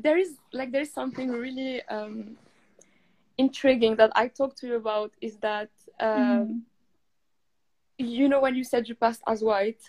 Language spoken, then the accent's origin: English; Morocco; To be honest with you, I started thinking about my culture more when I was in the UK than in Morocco.